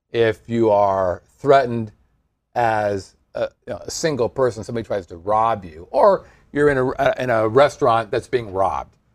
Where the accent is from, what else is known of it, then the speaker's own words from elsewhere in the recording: Poughkeepsie, New York, United States; from Poughkeepsie.